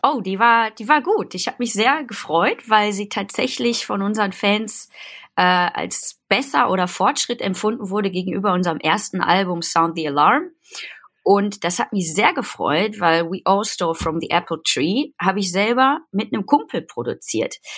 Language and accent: German; Gelsenkirchen, North Rhine-Westphalia, Germany; now in Cologne, Germany; aus dem tiefsten Herzen vom Pott und zwar aus äh, Gelsenkirchen-Horst. Da bin ich geboren.